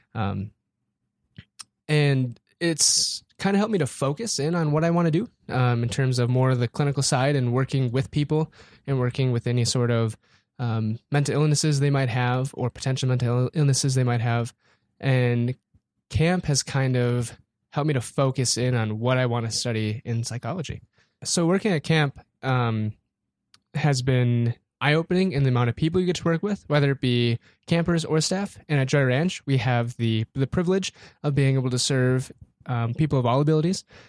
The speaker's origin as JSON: {"language": "English", "town": "Aberdeen", "region": "South Dakota", "country": "United States", "tie": "born or raised there", "said": "born and raised Aberdeen, South Dakota"}